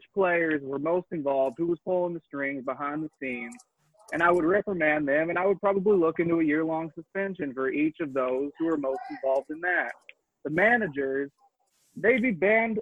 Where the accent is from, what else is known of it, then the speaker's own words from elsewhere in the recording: Texas, United States; now in Los Angeles, United States; I'm from Texas, but now I'm an Angelino